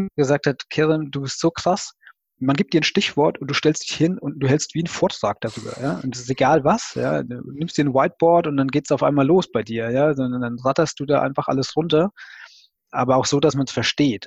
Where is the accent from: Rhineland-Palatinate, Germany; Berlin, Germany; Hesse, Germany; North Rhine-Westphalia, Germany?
Rhineland-Palatinate, Germany; Also ich komme aus der Pfalz